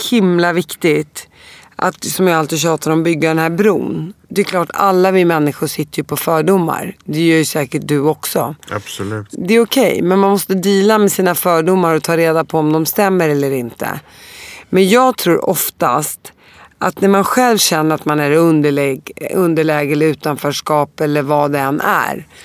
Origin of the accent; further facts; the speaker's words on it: Damascus, Damascus Governorate, Syria; born there; För att i mitt pass så står det att jag är född i Damaskus.